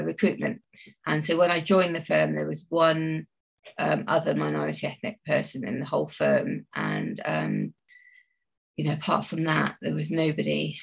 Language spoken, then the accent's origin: English; Bristol, South West England, United Kingdom; I'm from Bristol and I grew up in sort of pretty central Bristol, not too far from St Paul's